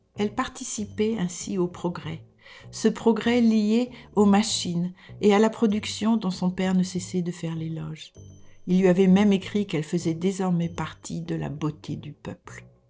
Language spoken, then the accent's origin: French; France; moved away as an adult; now in Denmark